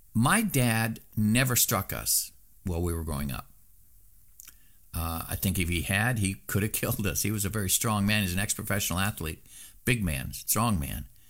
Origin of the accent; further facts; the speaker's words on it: Southeast Alaska, United States; when I was growing up in Southeast Alaska